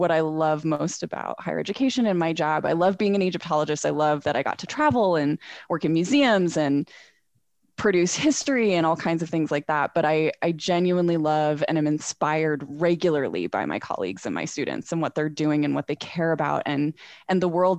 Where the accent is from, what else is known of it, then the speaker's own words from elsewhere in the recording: Northern California, United States; moved away as an adult; also born or lived in New England; now in Salt Lake City, United States; I'm originally from Northern California. Grew up there, went to college in Southern California